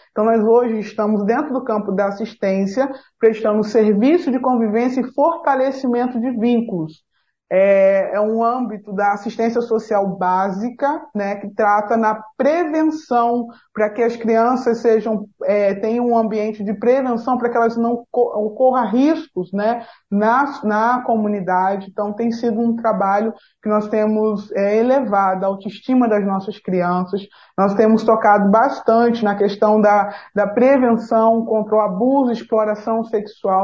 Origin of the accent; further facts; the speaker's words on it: Nova Iguaçu, Rio de Janeiro, Brazil; como boa fluminense, de Nova Iguaçu